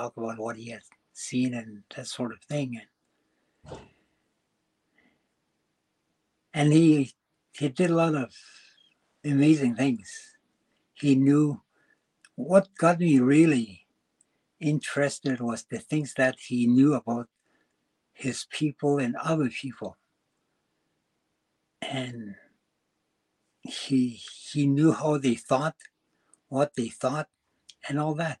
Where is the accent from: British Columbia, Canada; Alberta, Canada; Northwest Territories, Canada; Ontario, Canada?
Northwest Territories, Canada; Délı̨nę; I was born and raised in Delany all my life